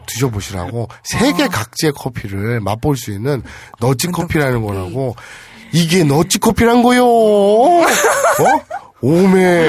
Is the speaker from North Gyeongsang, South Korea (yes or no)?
yes; Gyeongsang / North Gyeongsang, South Korea; 그쪽에서 태어났으니까 저도. 태어났을 때부터